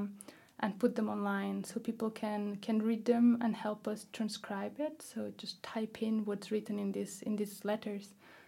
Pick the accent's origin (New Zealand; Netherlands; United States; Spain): Spain; Catalonia; English is a second language; where I grew up in Catalonia